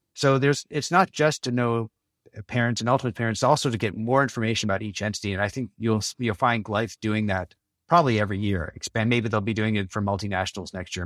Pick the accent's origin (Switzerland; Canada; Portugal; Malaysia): Canada; moved away as an adult; also born or lived in Los Angeles, United States / New York area, United States; now in Copenhagen, Denmark; I'm actually Canadian, and I spend most of my working life, though, in the States, in Los Angeles, and, and the New York area.